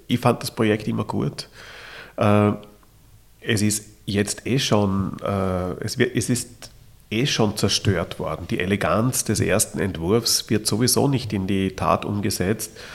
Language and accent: German; Vienna, Austria; als Wiener